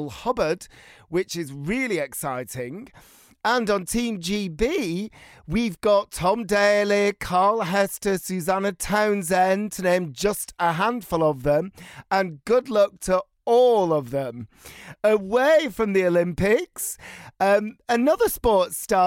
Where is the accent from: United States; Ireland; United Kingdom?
United Kingdom; Bolton, North West England; moved away; I grew up in Bolton